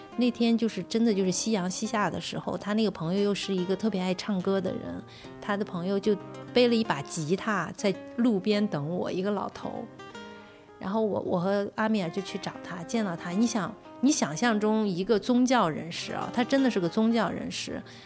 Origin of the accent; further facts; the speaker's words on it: China; 我从中国来